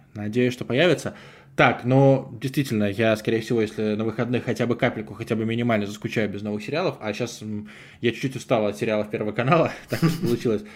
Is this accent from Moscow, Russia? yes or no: no; Saint Petersburg, Russia; also born or lived in Gatchina, Leningrad Oblast; я из Гатчины, но начал в 9 лет жить в Петербурге